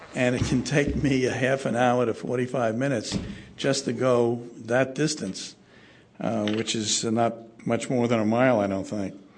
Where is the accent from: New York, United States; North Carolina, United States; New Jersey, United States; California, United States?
New York, United States; New York City; now in San Francisco, United States; I come from New York City, and we had a don't Block the Box program under Mayor Koch